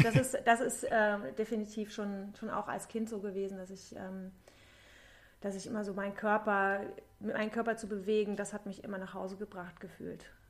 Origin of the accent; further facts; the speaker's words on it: Thuringia, Germany; moved away as an adult; also born or lived in Cologne, Germany; now in Berlin, Germany; Ich komme ursprünglich komme ich aus Thüringen, also ich komme aus dem Osten mhm. und habe 20 Jahre in Köln gelebt und also ich bin mit 20 nach Köln